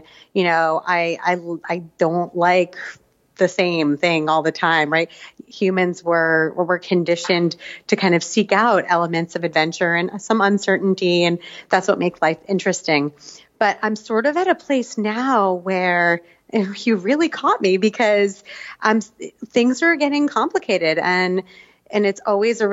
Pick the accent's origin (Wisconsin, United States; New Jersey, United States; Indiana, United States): New Jersey, United States; also born or lived in Israel / Asia; now in New York, United States; I grew up in New Jersey / a little bit in Israel later on. We've spent the last 15 years living in Asia.